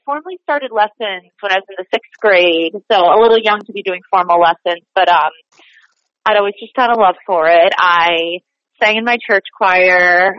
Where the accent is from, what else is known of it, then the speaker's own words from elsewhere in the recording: Boston, Massachusetts, United States; accent: Boston; also born or lived in New Jersey; now in New York, United States; So I grew up in Boston. I went to college in New Jersey, so that kind of got me transitioning to New York